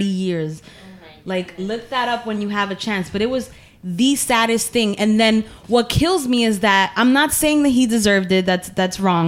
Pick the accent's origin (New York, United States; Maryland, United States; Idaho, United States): New York, United States; New York City; I'm Latina from the Bronx